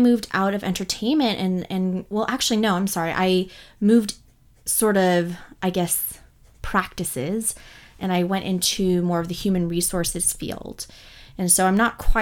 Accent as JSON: {"language": "English", "area": "Bay Area", "region": "California", "country": "United States", "tie": "born or raised there", "also_born_or_lived": "Los Angeles", "said": "We grew up in the Bay Area in California"}